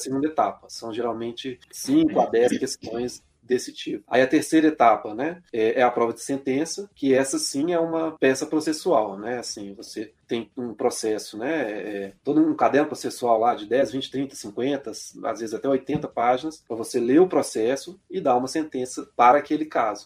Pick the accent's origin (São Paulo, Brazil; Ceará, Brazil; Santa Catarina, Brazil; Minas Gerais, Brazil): Minas Gerais, Brazil; Belo Horizonte; eu sou de Minas, sou de BH